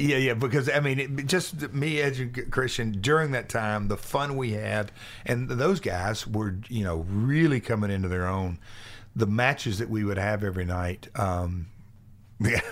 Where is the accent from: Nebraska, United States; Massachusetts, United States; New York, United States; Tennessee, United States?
Tennessee, United States; Nashville; come from Nashville